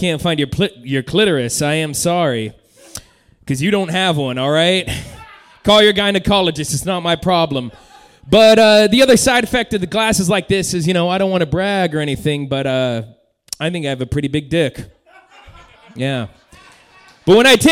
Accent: Santa Rosa, California, United States; also born or lived in Sacramento; I love Santa Rosa. I mean, like, it's my hometown

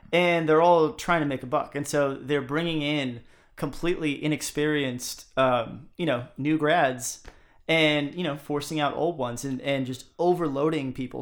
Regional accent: United States; as an American

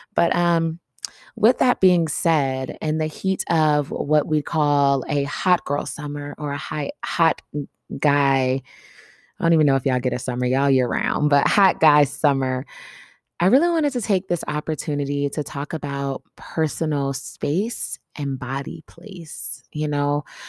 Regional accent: Atlanta, Georgia, United States; moved away; I traveled to my hometown, Atlanta

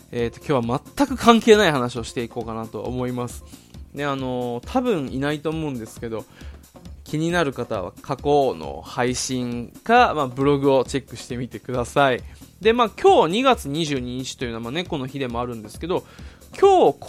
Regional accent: Okinawa, Japan; also born or lived in Tokyo / Omiya, Saitama; now in Saitama, Japan; 今住んでるのも埼玉で。で、なぜかまあ主演の2人が沖縄出身と。で、俺も地元が沖縄なんで、

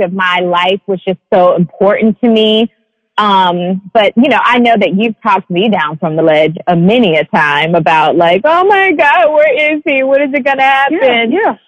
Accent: Atlanta, Georgia, United States; me growing up in Atlanta, technically the South

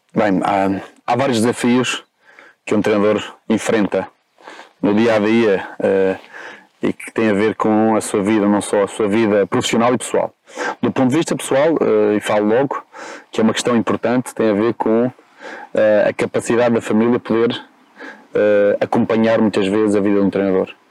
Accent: Madeira, Portugal; accent: Madeiran; moved away as an adult; now in Lisbon, Portugal; este meu sotaque tem a ver com a minha origem. Uhum. Eu sou madeirense, eh, vivi 18 anos na Madeira, saí vim para cá, para, para Lisboa, aos 18.

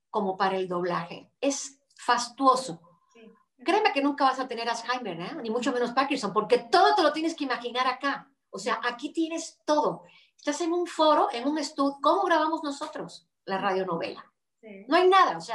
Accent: Cuba; yo crecí con ese personaje en Cuba

